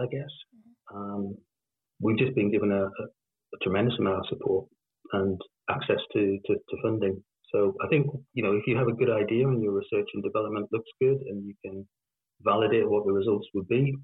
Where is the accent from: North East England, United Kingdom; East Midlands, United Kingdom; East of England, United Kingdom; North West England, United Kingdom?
North East England, United Kingdom; the Northeast; I'm from the Northeast